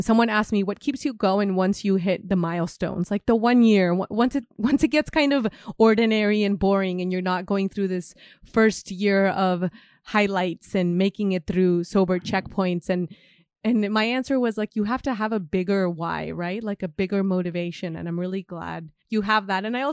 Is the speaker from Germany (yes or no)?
no; Mexico; moved away; I come from Mexico